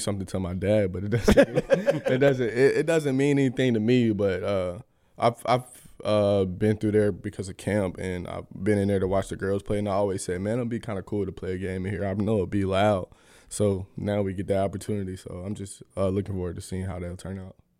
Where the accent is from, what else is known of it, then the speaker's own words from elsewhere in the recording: Atlanta, Georgia, United States; moved away; my hometown